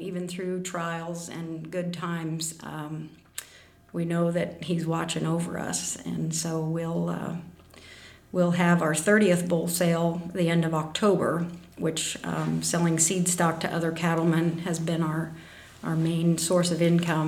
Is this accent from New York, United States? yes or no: no; Kansas, United States; born there; I was born in Marshall County.